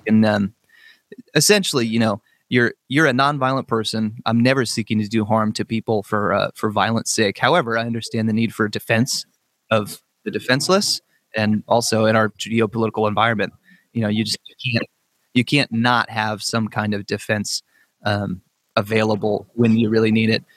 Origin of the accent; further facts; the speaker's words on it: Northern California, United States; I grew up in Northern California.